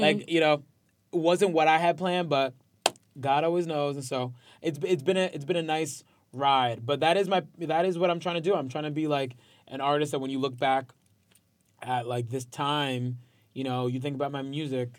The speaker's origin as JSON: {"language": "English", "town": "Port Chester", "region": "New York", "country": "United States", "tie": "born or raised there", "also_born_or_lived": "Bronx, New York", "said": "I was raised in Westchester"}